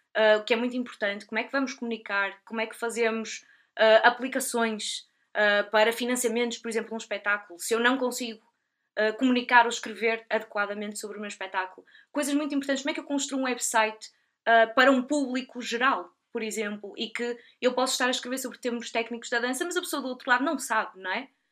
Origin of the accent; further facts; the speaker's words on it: Portugal; also born or lived in United Kingdom; eu sou portuguesa, trabalho em Portugal